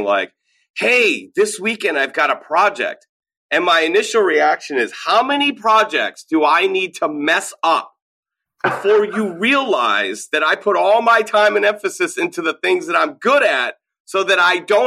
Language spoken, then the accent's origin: English; United States; also born or lived in Minnesota / Illinois; as an American from the suburbs